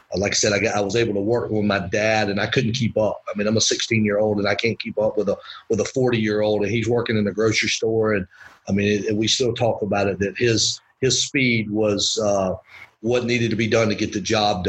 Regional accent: Winder, Georgia, United States; But yeah, I grew up in Winder, Georgia, over by Athens. Actually, was not a UGA fan.

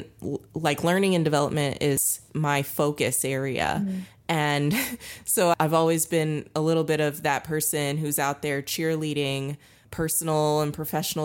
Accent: United States; as an American

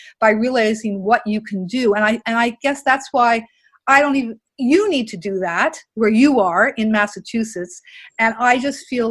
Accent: Canada; also born or lived in Montreal, Canada / New Brunswick, Canada; I grew up in Canada

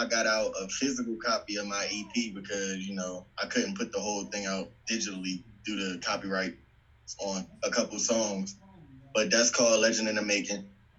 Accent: Philadelphia, Pennsylvania, United States; moved away as an adult; now in Colorado Springs, United States; I've been here in Colorado Springs for 2 years, but I'm originally from Philly.

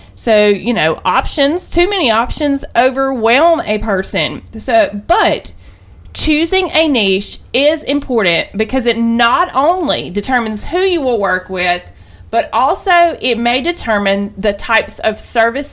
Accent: the South, Southern United States, United States; accent: southern; I know that my accent, my wonderful southern accent

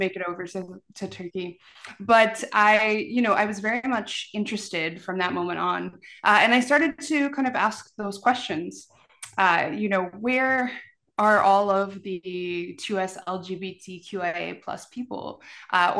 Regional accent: Newfoundland and Labrador, Canada; Growing up, we had a great uncle who died in the war. And so, you know, I'm a Newfoundlander

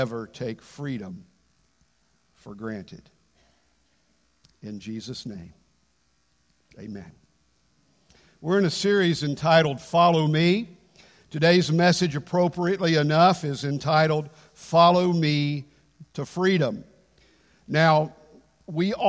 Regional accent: United States; I'm an American.

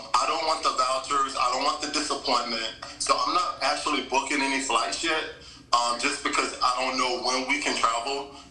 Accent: Timmonsville, South Carolina, United States; I'm from Timminsville. It's a small town, so like less than 2,000 people. It's in the country. I'm from the South. And grew up in Timminsville.

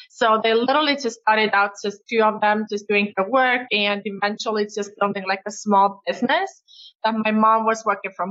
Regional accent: Estonia; English is a second language; Well, I was actually born in Soviet Union and we got the independence back in Estonia when I was seven years old.

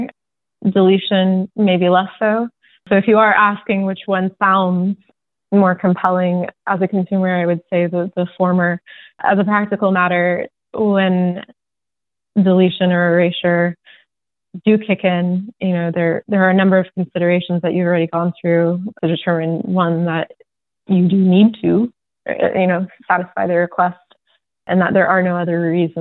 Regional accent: Seattle, Washington, United States; now in New York, United States; I'm from Seattle

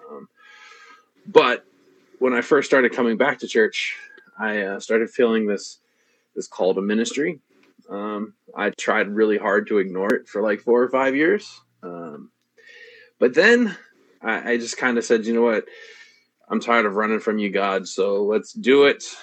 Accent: New Washington, Ohio, United States; So we started out in this little town called New Washington, which is over kind of by Mansfield.

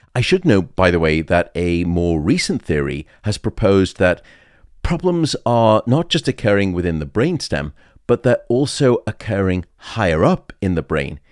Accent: United Kingdom; moved away; in the U K, my home country

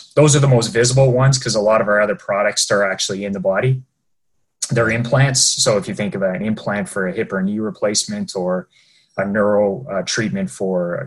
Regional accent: Ontario, Canada; moved away as an adult; now in Vancouver, Canada; we're both from Ontario

